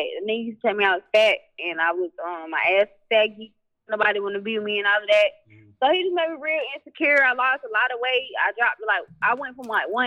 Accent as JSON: {"language": "English", "region": "the South", "country": "United States", "also_born_or_lived": "California", "moved": "as an adult", "said": "I'm just from the South, so I'm real home-oriented"}